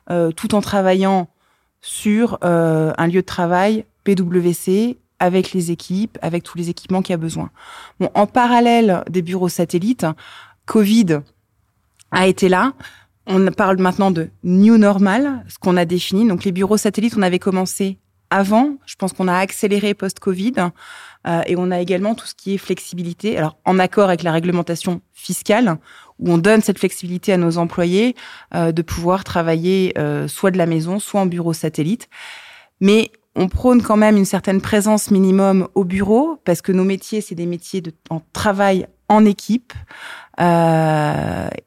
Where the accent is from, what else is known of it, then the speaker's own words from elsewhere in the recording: France; Alors, moi-même, je viens de France, euh, j'habite entre Metz et Thionville.